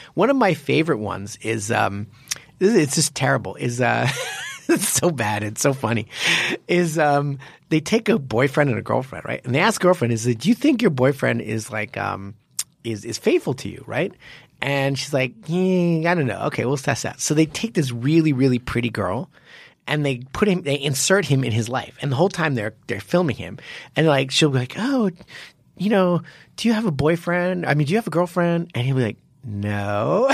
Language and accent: English; United States; also born or lived in Japan; I'm American